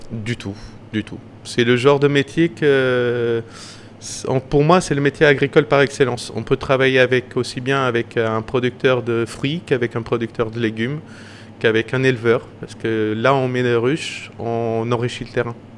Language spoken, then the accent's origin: French; Madeira, Portugal; also born or lived in northern Portugal / Paris; now in Moulins-Engilbert, France; moi, je suis de Madère